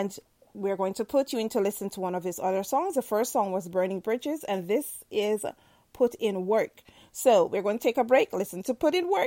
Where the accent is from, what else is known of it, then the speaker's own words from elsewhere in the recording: Jamaica; I'm Jamaican